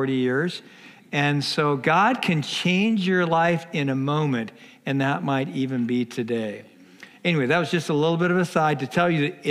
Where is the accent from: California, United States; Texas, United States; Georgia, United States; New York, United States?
California, United States; Los Angeles; I was born in Los Angeles, didn't grow up in a church